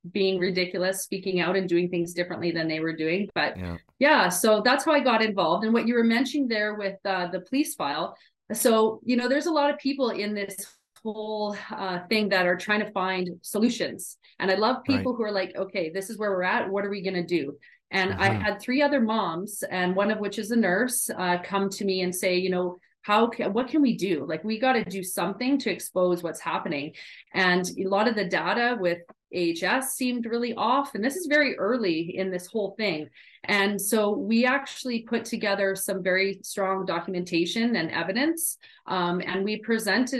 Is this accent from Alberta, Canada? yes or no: yes; Edmonton, Alberta, Canada; moved away as an adult; also born or lived in California; I am back in my hometown and I'm married to my college sweetheart